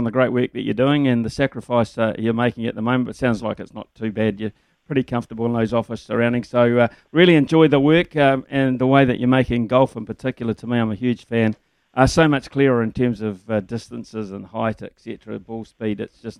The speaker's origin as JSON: {"language": "English", "town": "Lower Hutt", "region": "Wellington", "country": "New Zealand", "said": "before people assume I'm a Crusaders fan, I'm from the Hut, not Christchurch."}